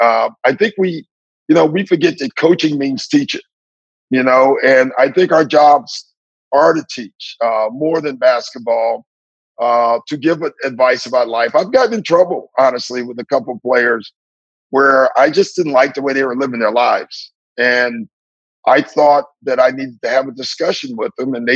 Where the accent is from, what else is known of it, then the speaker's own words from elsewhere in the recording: Maywood, Illinois, United States; moved away; also born or lived in San Antonio; I'm from Maywood and I'm Black